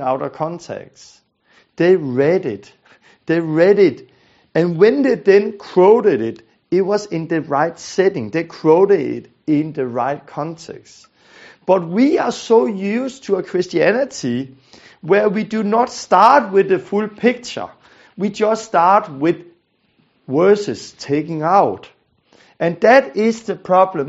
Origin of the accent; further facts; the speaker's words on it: Denmark; I'm from Denmark, I'm a Danish guy